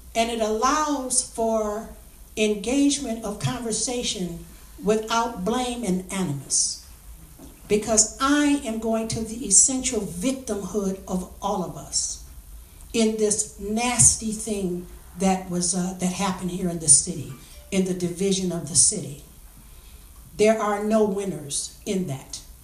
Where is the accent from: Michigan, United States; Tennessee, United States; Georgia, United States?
Michigan, United States; Highland Park; my experiences growing up in Highland Park